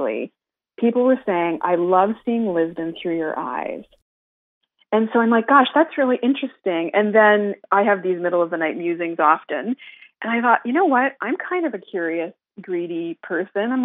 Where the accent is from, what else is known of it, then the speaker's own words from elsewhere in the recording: Canada; now in Montreal, Canada; as a Canadian